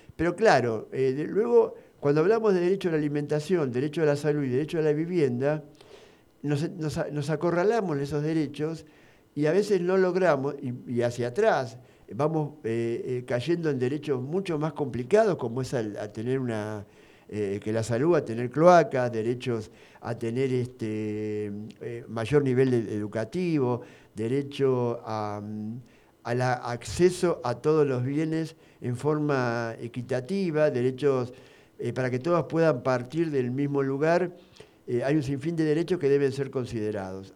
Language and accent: Spanish; Argentina; siendo argentino